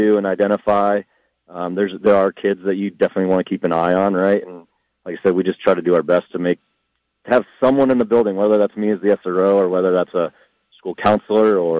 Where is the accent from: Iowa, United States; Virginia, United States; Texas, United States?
Iowa, United States; now in Fort Collins, United States; I grew up in Iowa